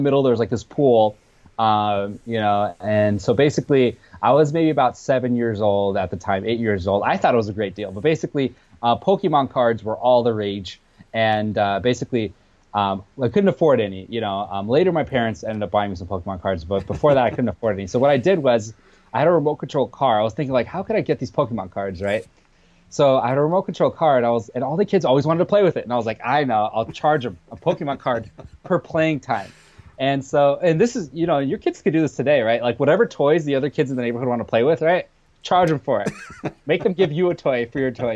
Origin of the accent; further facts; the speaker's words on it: United States; English is a second language; also born or lived in Armenia / Russia; Then came to America at about the age of 26. Or no, sorry, the age of six. And then for the last 21 years, I'm 27 today. I basically been raised here